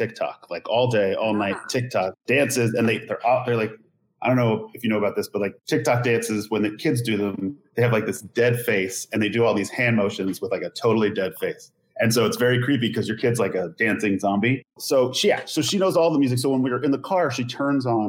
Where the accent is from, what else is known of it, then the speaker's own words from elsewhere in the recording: Long Island, New York, United States; I grew up on Long Island